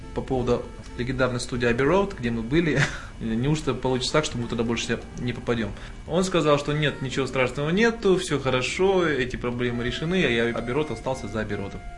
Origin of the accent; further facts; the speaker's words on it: Almaty, Kazakhstan; нас было человек 10 казахов из Алматы